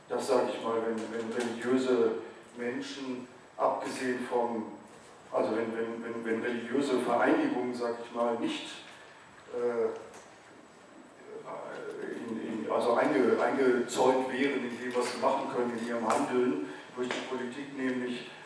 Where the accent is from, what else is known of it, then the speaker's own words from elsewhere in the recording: North Rhine-Westphalia, Germany; ich bin zwar katholisch aufgewachsen in Westfalen, in einem kleinen Dorf